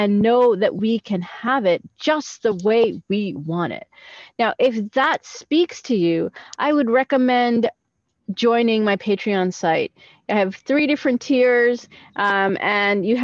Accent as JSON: {"language": "English", "region": "New York", "country": "United States", "tie": "born or raised there", "moved": "as an adult", "lives_now": "Israel", "said": "I'm actually a New Yorker that lived in New York, born in New York all my life. I immigrated to Israel about 7 years ago"}